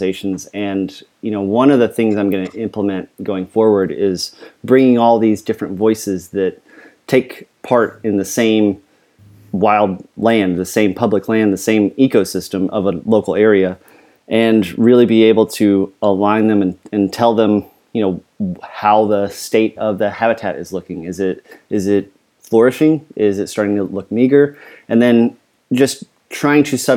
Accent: Florence, Colorado, United States; also born or lived in the South; now in Virginia, United States; mostly southern Colorado, kind of around Florence

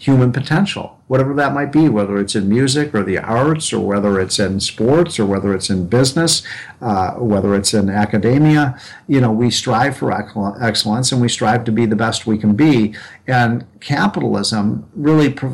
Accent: Illinois, United States; my home state of Illinois

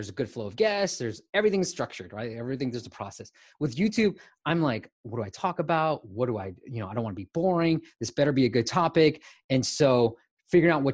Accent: Bay Area, California, United States; also born or lived in Myanmar; I'm in the Bay Area. So I grew up, but I was born in Burma, Myanmar. Came to the Bay Area when I was 6 years old and been here ever since

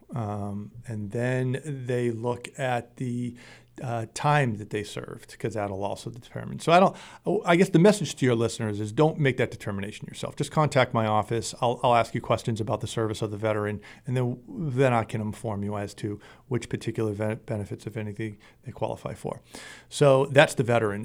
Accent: Middleborough, Massachusetts, United States; I joined, uh, the American Legion in my hometown of, uh, Middleborough

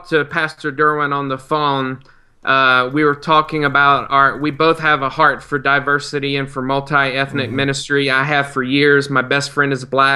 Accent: South Carolina, United States; moved away; my home state of South Carolina

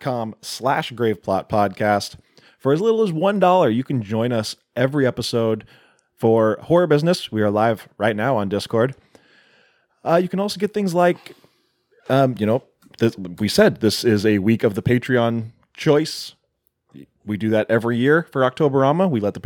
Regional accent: United States; We're not greedy, but we are American.

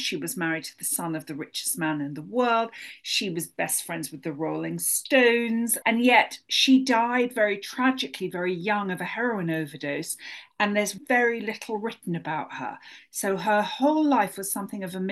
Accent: London, United Kingdom; moved away as an adult; now in United States; as you can hear from my accent, I'm a naturalized American, but I was born and brought up in London

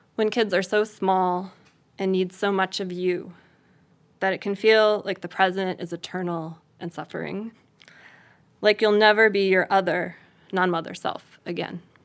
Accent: Chicago suburbs, Illinois, United States; moved away as an adult; also born or lived in Boulder, Colorado; my childhood growing up in the Chicago suburbs

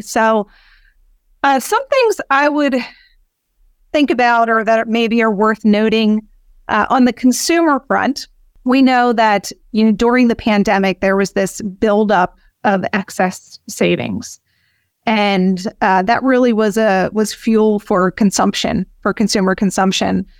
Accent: Philadelphia, Pennsylvania, United States; I was born and raised in Philadelphia

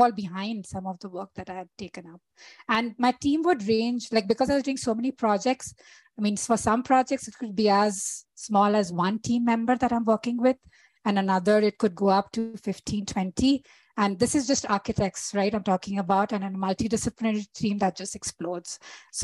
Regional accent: India; moved away as an adult; also born or lived in Toronto, Canada; now in Calgary, Canada; I trained as an architect in India, which is my home country.

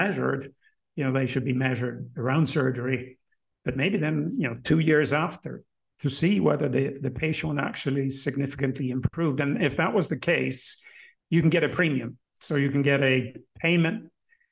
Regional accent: Sweden; in my home country, in Sweden, in Stockholm

